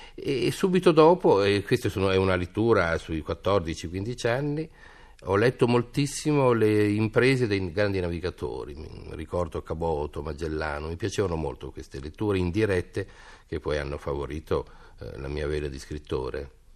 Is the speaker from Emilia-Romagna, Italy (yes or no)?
yes; Parma, Emilia-Romagna, Italy; io sono di Parma